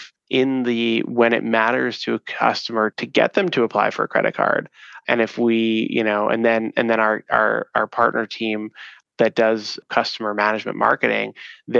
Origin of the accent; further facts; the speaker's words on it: New York City, New York, United States; moved away as an adult; now in Chicago, United States; growing up in New York City